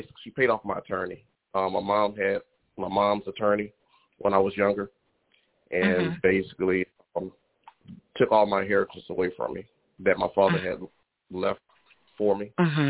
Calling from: Baton Rouge, Louisiana, United States; Baton Rouge, Louisiana.

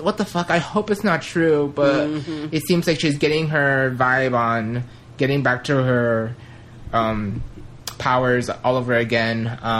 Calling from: Las Vegas, Nevada, United States; from Las Vegas, and I'm finally back from Canada.

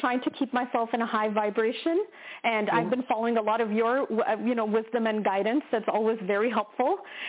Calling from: Toronto, Ontario, Canada; I'm calling from Ontario, Toronto, Ontario.

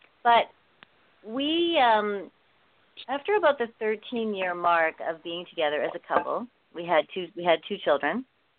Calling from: Vancouver, British Columbia, Canada; Right now I'm in Vancouver. It's Christmas here with my family, and most of my family is resides in Vancouver

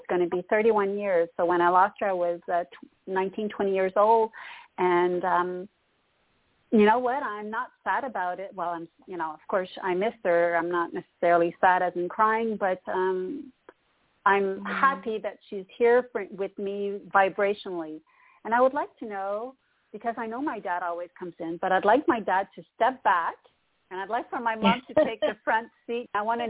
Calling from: Canada; Well, I am calling from Canada. Hello, Toni.

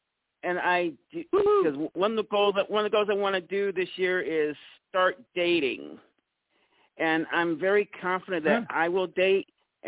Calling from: Mississippi, United States; from Mississippi.

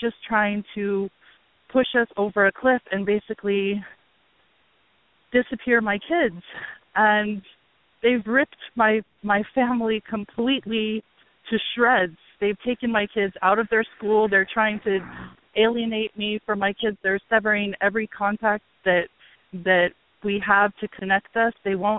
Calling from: Hawaii, United States; I'm calling from Hawaii

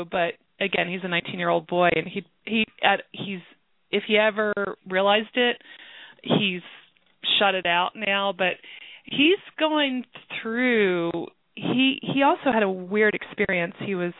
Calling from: Pennsylvania, United States; I'm calling from Pennsylvania.

